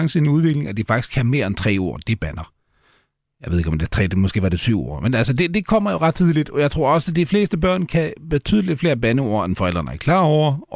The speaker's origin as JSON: {"language": "Danish", "country": "Sweden", "second_language": "Danish", "said": "nu er jeg jo svensker, uh, i hvert fald ifølge, ifølge mit pas"}